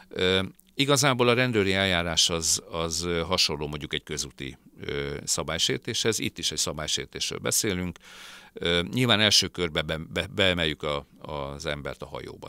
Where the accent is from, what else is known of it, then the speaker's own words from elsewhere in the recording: Hungary; now in Budapest, Hungary; Dunamenti gyerek vagyok, vidékről származom, Dunamenti városból